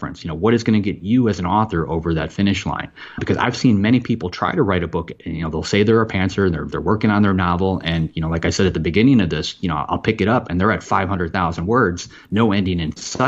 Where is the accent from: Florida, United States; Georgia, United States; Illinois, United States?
Florida, United States; moved away as an adult; now in New Hampshire, United States; I was from Florida